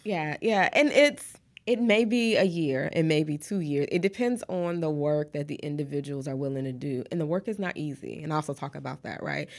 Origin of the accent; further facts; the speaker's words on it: Detroit, Michigan, United States; moved away as an adult; also born or lived in Atlanta, Georgia / Texas; now in Houston, United States; I am originally from Detroit, Michigan. So, um, that's where I was born and raised